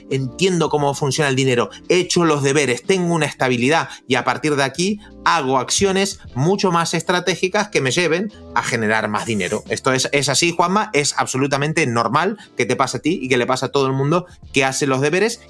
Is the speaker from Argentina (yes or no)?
yes; Argentina; soy argentino